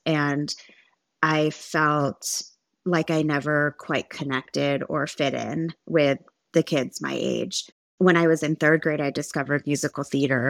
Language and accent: English; Santa Monica, California, United States; moved away as an adult; also born or lived in Orange County, California; now in Dallas, United States; I was born in Los Angeles, California, and I was raised there until I moved to Orange County in two thousand twelve